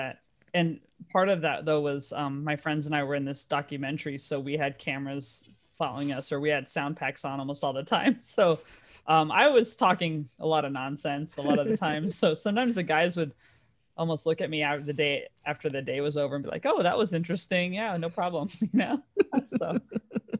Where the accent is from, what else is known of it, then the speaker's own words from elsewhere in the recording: California, United States; moved away as an adult; also born or lived in New York / Dallas; now in London, United Kingdom; I was in California and I moved to New York. And that was the first time I'd moved out of California when I was like 30